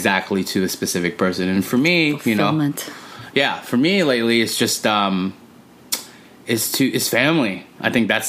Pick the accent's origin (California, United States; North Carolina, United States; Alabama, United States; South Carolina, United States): California, United States; Los Angeles; Born and raised in Los Angeles, California.